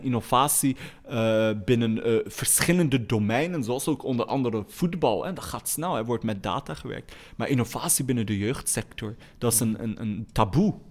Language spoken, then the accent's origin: Dutch; Molenbeek, Brussels-Capital Region, Belgium; Ik groeide op in Molenbeek in felle armoede.